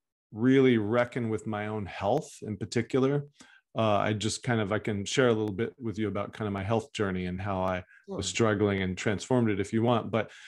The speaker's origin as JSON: {"language": "English", "region": "Texas", "country": "United States", "tie": "born or raised there", "moved": "as an adult", "lives_now": "Oakland, United States", "said": "Yeah. Well, I grew up in Texas and I now live in California, in Northern California, Oakland. And left Texas when I was in my early 20s"}